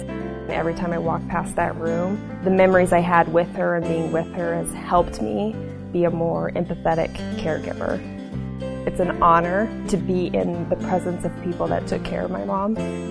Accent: Hastings, Nebraska, United States; I was born and raised here in Hastings, Nebraska.

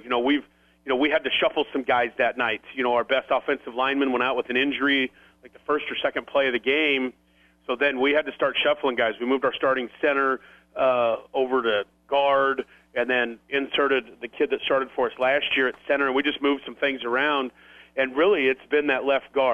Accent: Grand Island, Nebraska, United States; I'm from Grand Island

